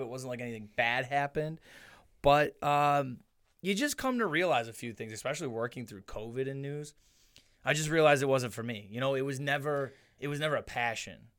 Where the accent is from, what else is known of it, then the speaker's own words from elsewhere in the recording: Niagara Falls, New York, United States; our house on Weston Avenue in the falls, right off of, right off of High